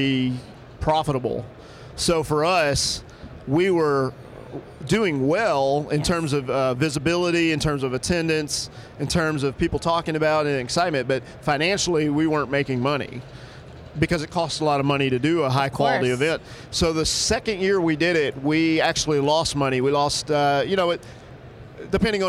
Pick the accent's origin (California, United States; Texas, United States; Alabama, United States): Alabama, United States; now in New York, United States; I grew up in Alabama